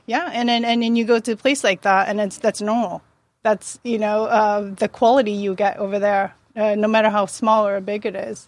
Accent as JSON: {"language": "English", "country": "Japan", "tie": "born or raised there", "also_born_or_lived": "Yokohama", "moved": "as an adult", "lives_now": "United States", "said": "born and raised in Japan uh, until 19."}